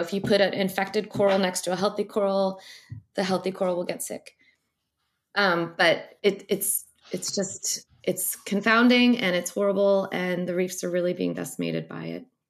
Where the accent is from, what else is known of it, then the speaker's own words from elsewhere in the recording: St. Louis, Missouri, United States; I grew up very landlocked in Saint Louis, Missouri.